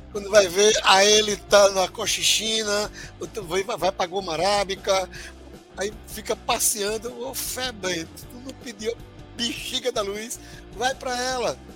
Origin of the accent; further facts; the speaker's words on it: Alagoas, Brazil; Sou neto de sertanejo, comendo meu queijo de coalha com rapadura.